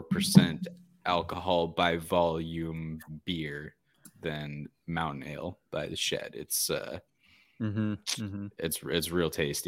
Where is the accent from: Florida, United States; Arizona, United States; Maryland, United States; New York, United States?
Arizona, United States; Phoenix; But born and bred in Phoenix, Arizona.